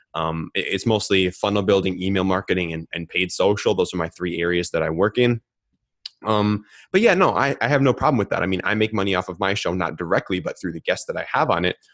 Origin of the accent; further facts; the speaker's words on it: Minneapolis, Minnesota, United States; I grew up in Minneapolis, Minnesota